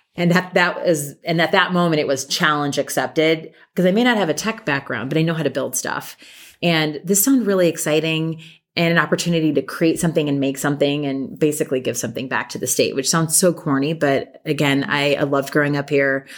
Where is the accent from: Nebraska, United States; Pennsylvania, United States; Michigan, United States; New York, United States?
Nebraska, United States; Lincoln; moved away; also born or lived in Washington, D.C.; I grew up in Lincoln